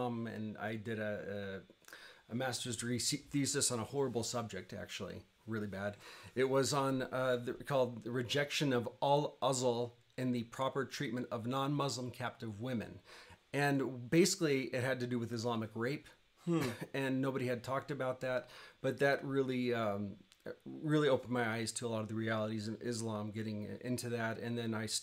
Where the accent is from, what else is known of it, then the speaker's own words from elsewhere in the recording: Arkansas, United States; moved away as an adult; also born or lived in Turkey; now in Armenia; I'm from Arkansas